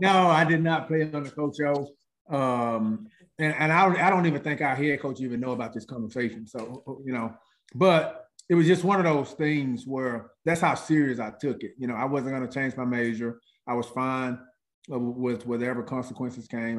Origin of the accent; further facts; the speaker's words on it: Senatobia, Mississippi, United States; I'm from Senatobia, Mississippi, small town, probably about 45 minutes from Memphis